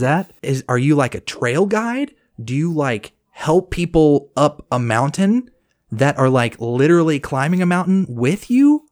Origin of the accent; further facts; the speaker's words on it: Cedar Park, Texas, United States; also born or lived in Corsicana, Texas / Waco, Texas / Lubbock, Texas / Dallas, Texas; I grew up in Cedar Park, Texas, which is right outside of Austin. And then after fifth grade, I moved to a little podunk down, town called Corsicana, Texas. And I finished high school there